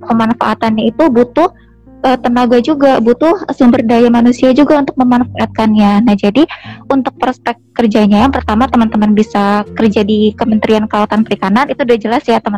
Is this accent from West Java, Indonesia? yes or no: yes; Cirebon, West Java, Indonesia; Unpad itu menjadi pilihan pertama karena saya berasal dari Cirebon kak.